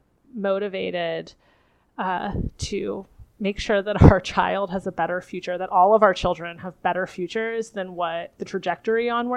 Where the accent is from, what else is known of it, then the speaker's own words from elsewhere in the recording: Philadelphia, Pennsylvania, United States; I am a biophysicist from the Philadelphia area